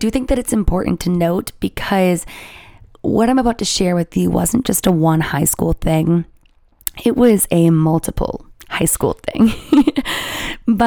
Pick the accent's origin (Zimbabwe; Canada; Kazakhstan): Canada; I'm Canadian